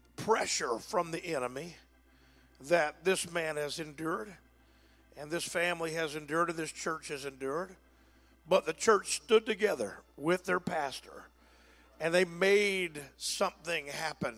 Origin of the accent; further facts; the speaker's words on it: Texas, United States; I'm a Texan